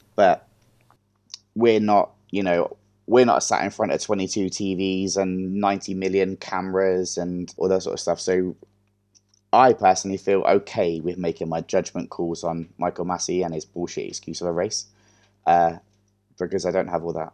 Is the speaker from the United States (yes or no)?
no; England, United Kingdom; as an English person